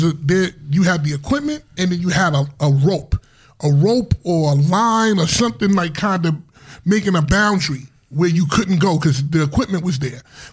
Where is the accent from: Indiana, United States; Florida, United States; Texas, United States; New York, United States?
New York, United States; New York City; I'm from Harlem